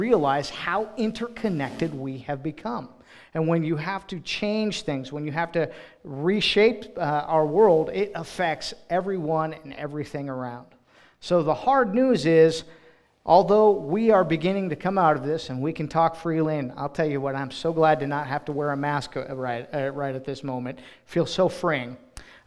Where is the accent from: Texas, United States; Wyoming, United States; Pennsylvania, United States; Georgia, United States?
Wyoming, United States; Cheyenne; moved away as an adult; now in Ashland, Ohio, United States; we're from Wyoming, so moved from Cheyenne, Wyoming, where we've lived all of our lives